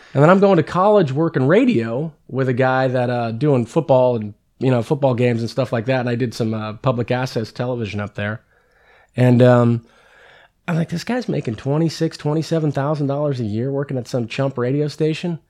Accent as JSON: {"language": "English", "town": "San Carlos", "region": "California", "country": "United States", "tie": "born or raised there", "also_born_or_lived": "Redwood City, California", "said": "Grew up in San Carlos"}